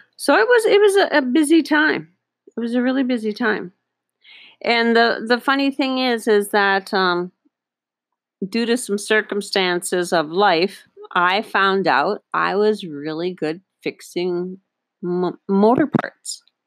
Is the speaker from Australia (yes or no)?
no; Northern Ontario, Canada; now in Panama; I was raised in Northern Ontario, Canada